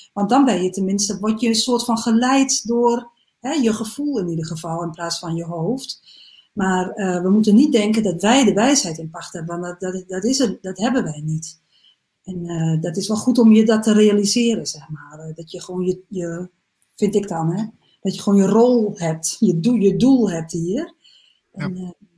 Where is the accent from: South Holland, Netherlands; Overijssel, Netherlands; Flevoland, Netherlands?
Overijssel, Netherlands; Salland; moved away; also born or lived in Groningen; Ik kom oorspronkelijk uit um, ehm, Salland.